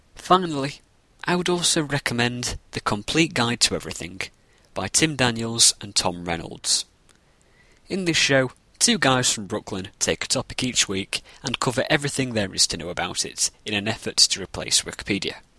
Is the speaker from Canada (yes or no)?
no; Northern England, United Kingdom; I'm from Northern England